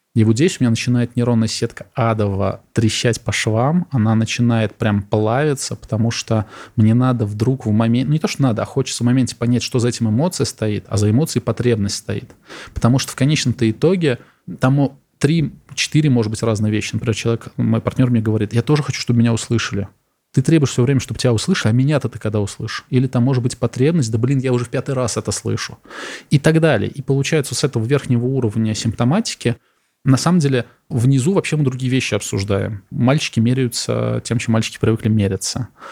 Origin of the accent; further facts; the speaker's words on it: Samara, Samara Oblast, Russia; moved away; Я из Самары сам